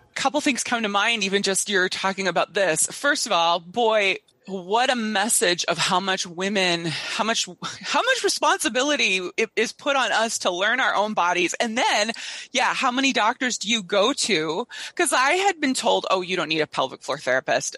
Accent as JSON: {"language": "English", "region": "Minnesota", "country": "United States", "said": "I come from Minnesota"}